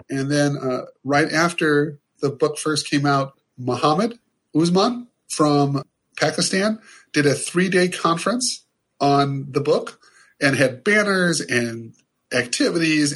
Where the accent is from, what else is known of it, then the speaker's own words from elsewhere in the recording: Ohio, United States; I'm from Ohio. I'm from this small town in Ohio